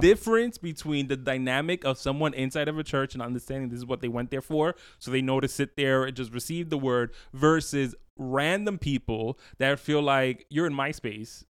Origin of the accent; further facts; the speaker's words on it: New York, United States; I'm from the city